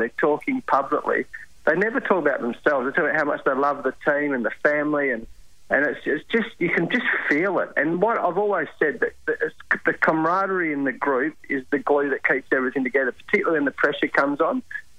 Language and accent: English; Australia; this is the beautiful thing about being Australian.